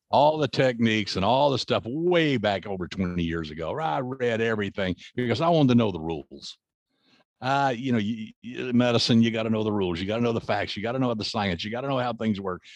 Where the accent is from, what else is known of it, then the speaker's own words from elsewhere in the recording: the South, United States; I grew up in the South